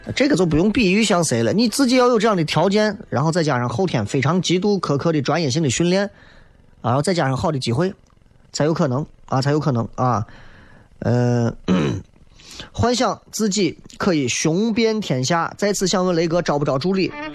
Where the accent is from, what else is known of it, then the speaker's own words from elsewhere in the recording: Shaanxi, China; 就咱陕西话说修仙儿